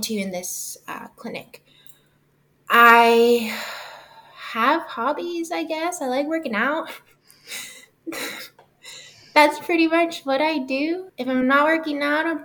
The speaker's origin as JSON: {"language": "English", "town": "Dallas", "region": "Texas", "country": "United States", "tie": "born or raised there", "said": "I grew up in Oak Cliff"}